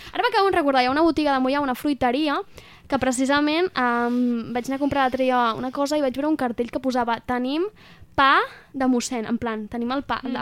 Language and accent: Catalan; Moià, Catalonia, Spain; d'on soc, del Moianès, Moia